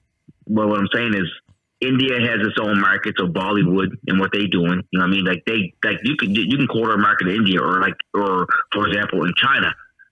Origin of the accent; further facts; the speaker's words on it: England, United Kingdom; I'm English, whatever it is.